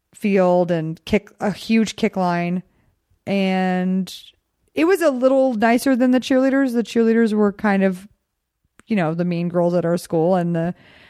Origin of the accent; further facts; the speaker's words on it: Texas, United States; also born or lived in Glendale; I'm from Texas.